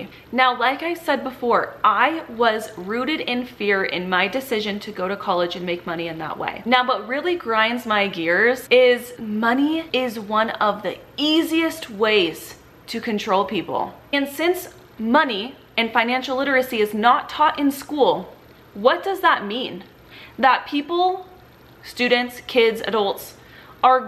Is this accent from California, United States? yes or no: yes; Southern California, United States; I grew up in Southern California.